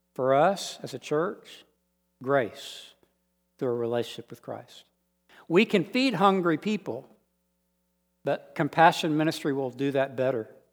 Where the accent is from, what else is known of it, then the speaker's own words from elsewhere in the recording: United States; accent: American; I'm American. They just want to hear my accent